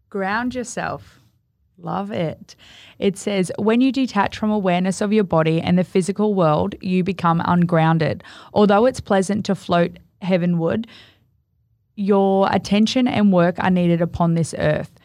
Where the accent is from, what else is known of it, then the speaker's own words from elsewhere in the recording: Gold Coast, Queensland, Australia; I'm from the Gold Coast.